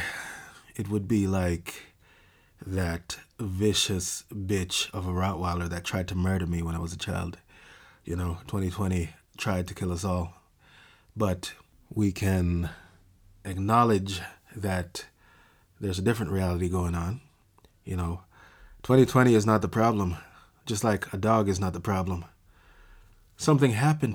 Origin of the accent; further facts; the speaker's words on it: Jamaica; I grew up in Jamaica